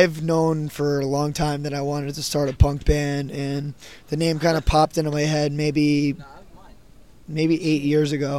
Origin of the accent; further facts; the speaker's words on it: Connecticut, United States; we're from Connecticut.